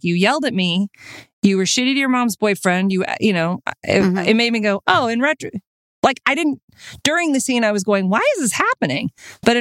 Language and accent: English; Texas, United States; I grew up in Texas